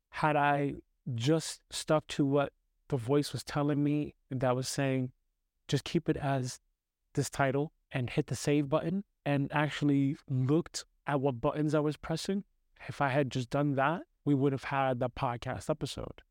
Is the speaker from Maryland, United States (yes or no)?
no; New York City, New York, United States; I grew up in New York City